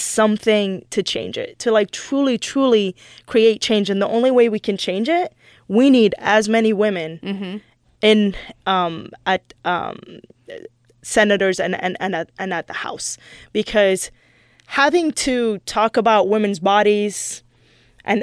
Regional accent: United States; also born or lived in Michigan / Los Angeles; I'm Middle Eastern, but I was born and raised in this country

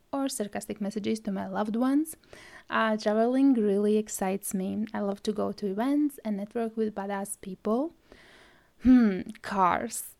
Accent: Latvia; English is a second language; now in Scotland, United Kingdom; at the moment, I live in Scotland and originally I am from Latvia. Well, if you didn't notice my accent, English is my third language

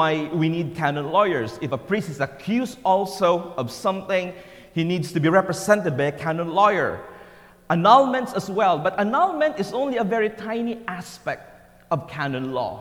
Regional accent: Philippines; first language Tagalog; English is a second language; moved away as an adult; born in a simple town way back in the Philippines. You know, English was not my first language.

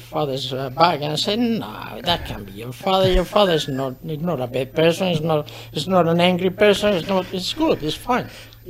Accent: southern Spain, Spain; I was from South Spain. South Spain, they got a little bit of dialect. Or accent.

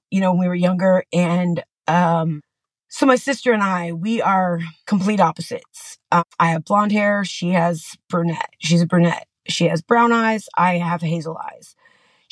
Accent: San Antonio, Texas, United States; born or raised there; also born or lived in Austin, Texas

